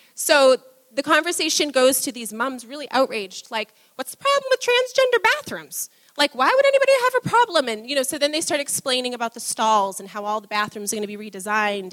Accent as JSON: {"language": "English", "region": "New England", "country": "United States", "tie": "born or raised there", "said": "I grew up in New England"}